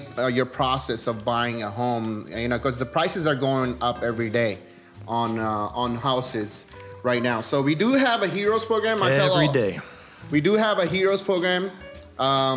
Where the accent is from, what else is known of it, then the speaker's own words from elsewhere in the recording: Karachi, Sindh, Pakistan; moved away; I'm originally from Pakistan